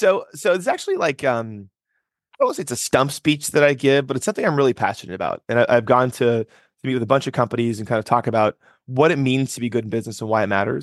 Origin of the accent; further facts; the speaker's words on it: Nebraska, United States; I'm from Nebraska, which is a small state in the center of the country that no one's typically been to. I grew up overseas for a big part of my life.